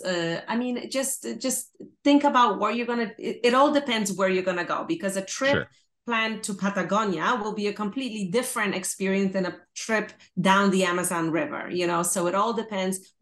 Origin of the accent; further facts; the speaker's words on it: Poland; moved away; I'm originally from Poland